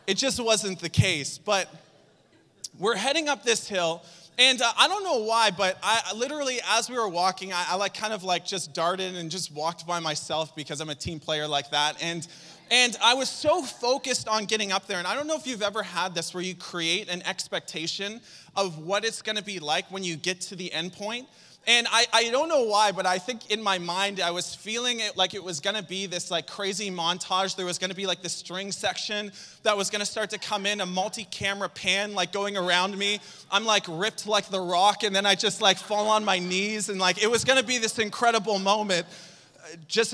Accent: Saint John, New Brunswick, Canada; moved away; I'm from St. John

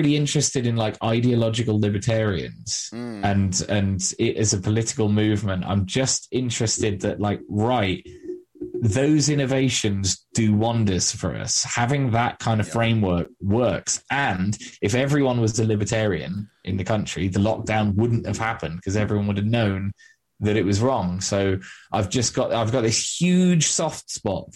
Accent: England, United Kingdom

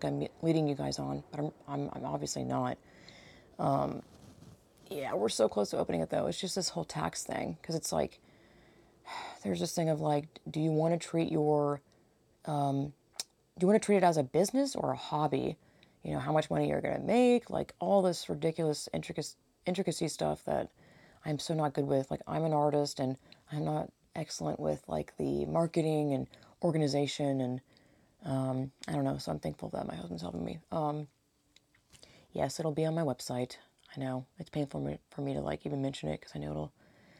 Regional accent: Georgia, United States; now in California, United States; I grew up in Georgia, and I'm living in California, so it's, like, totally different coasts

